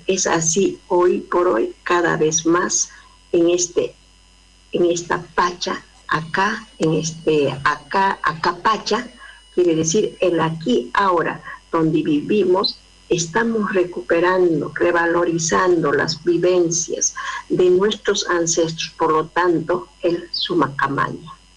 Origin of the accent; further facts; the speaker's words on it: Peru; now in Córdoba, Argentina; soy de Perú, de la nación Aymara. Radico hace mucho a Córdoba, Argentina.